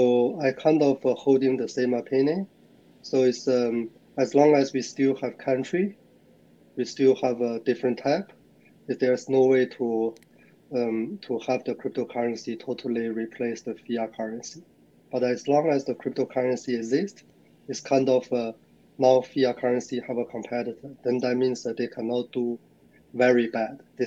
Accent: China; moved away as an adult; also born or lived in Singapore / Hong Kong; now in Sydney, Australia; I originally born in China, and I live in Australia, Sydney, for over, 13 years.

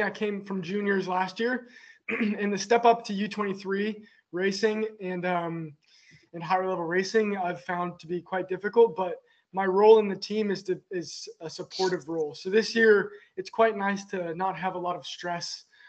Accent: United States; moved away as an adult; now in Girona, Spain; being an American in Europe

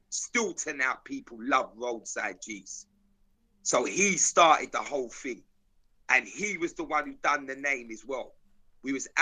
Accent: London, United Kingdom; I'm from South London, big man, my whole life

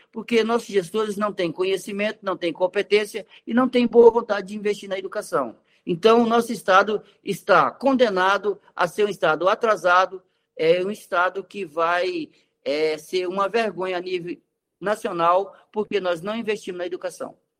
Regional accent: Roraima, Brazil; nós somos brasileiros, igual eles

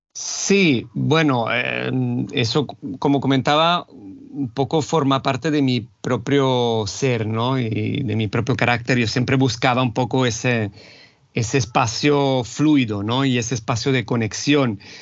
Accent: Rome, Lazio, Italy; Spanish is a second language; moved away as an adult; yo nací y me crié en Italia, concretamente en Roma

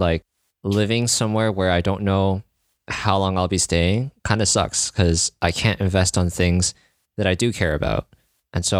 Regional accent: Canada; as a Canadian

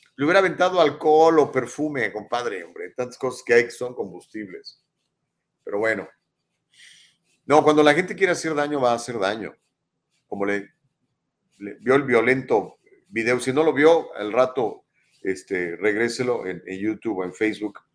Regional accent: Ciudad Valles, San Luis Potosí, Mexico; moved away as an adult; now in Los Angeles, United States; yo soy mexicano, nací en México el 23 de septiembre de 1964, en la localidad de Ciudad Valle, San Luis Potosí

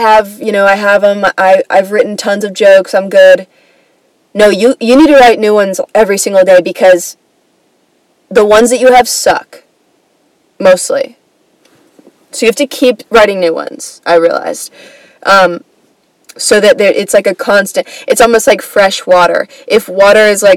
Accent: Atlanta, Georgia, United States; I grew up in Atlanta, like the Atlanta area, kind

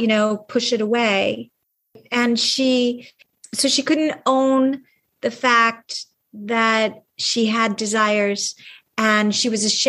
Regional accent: California, United States; what I grew up with a hippie mom in California

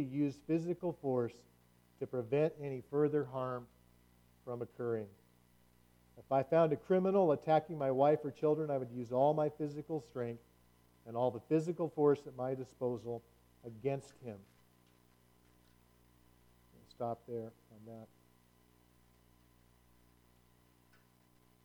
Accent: United States; in America, as American believers

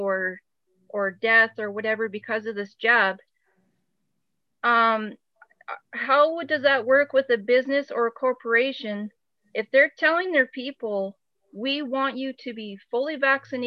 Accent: Alberta, Canada; my husband and I, we're from Alberta, Canada

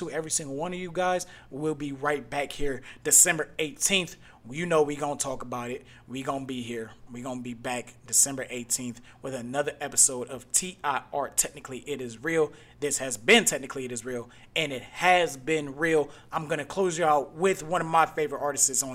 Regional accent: Cleveland, Ohio, United States; I'm a Northerner. What was that? I got Southern family. Like, my whole family's from the South. Like, me and my brother, the only two people in my whole family born up North

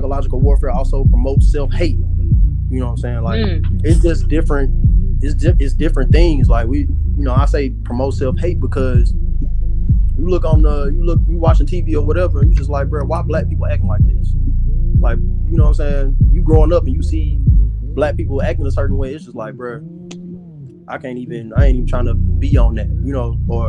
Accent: Pine Bluff, Arkansas, United States; now in Houston, United States; my hometown, Pine Bluff

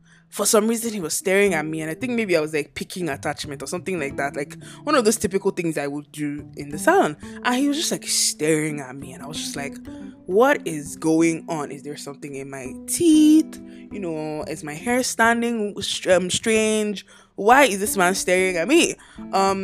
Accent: Nigeria; moved away; also born or lived in Lagos, Nigeria; my home country, Nigeria

